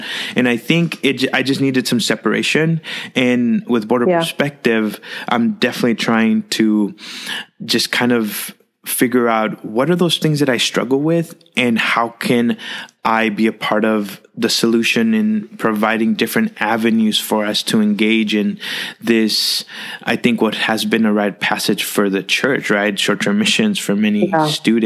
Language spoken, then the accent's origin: English; Rio Grande Valley, South Texas, United States; I grew up in the South Texas region in the Rio Grande Valley